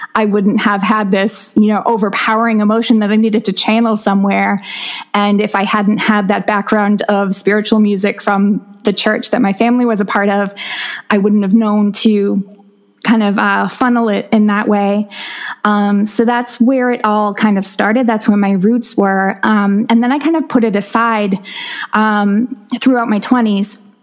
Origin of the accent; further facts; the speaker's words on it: South Shore of Massachusetts, United States; I grew up on South Shore of Massachusetts